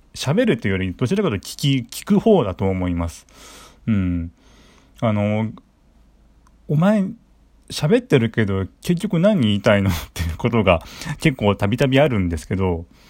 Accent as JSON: {"language": "Japanese", "region": "Saitama", "country": "Japan", "tie": "born or raised there", "said": "出身地は埼玉県です。"}